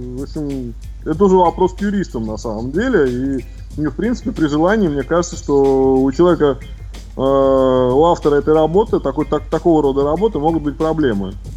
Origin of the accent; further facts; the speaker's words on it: Saint Petersburg, Russia; в Санкт-Петербурге работы у меня давно нету